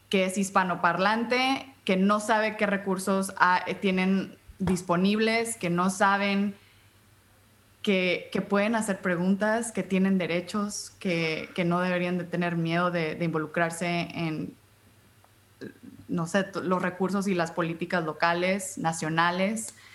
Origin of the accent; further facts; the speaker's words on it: United States; born there; Este, nací en Estados Unidos, em, mis padres, mi padre es hondureño, mi madre es mexicana.